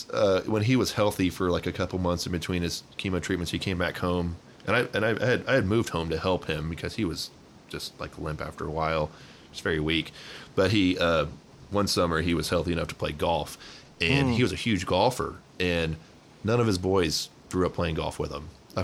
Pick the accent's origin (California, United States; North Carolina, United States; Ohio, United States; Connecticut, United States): North Carolina, United States; Charlotte; born there; also born or lived in Tampa / Houston / Dallas; So, we was born in Charlotte, lived in Tampa, Houston, and Dallas, all major banking hubs.